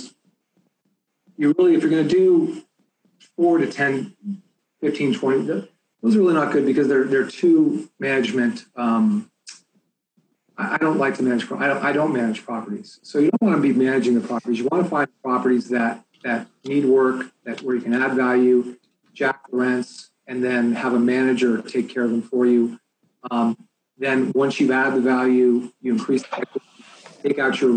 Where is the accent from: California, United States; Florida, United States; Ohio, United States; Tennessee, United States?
California, United States; Bay Area; I'm from the Bay Area